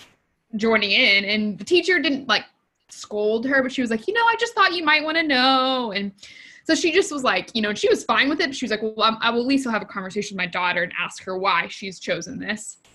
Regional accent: Texas, United States; I grew up in Texas

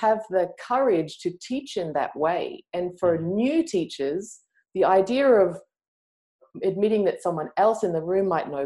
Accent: Australia; I'm Australian.

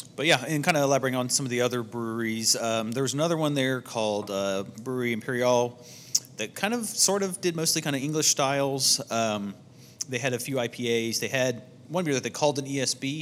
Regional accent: Fort Worth, Texas, United States; we're from Fort Worth.

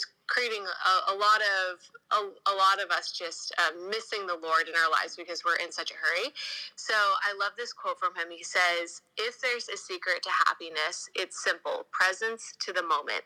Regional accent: California, United States; also born or lived in Los Angeles; I'm from California.

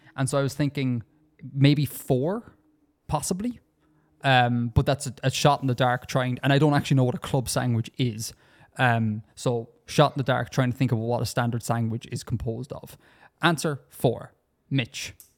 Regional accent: Ireland; Because I come from Ireland and we speak the correct English here.

